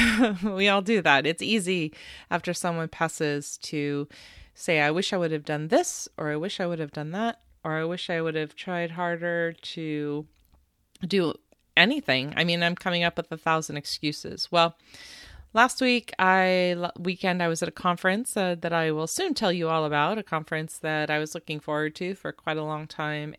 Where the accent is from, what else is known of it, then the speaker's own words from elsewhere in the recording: West Coast, United States; my brother, my sister, and I grew up on the West Coast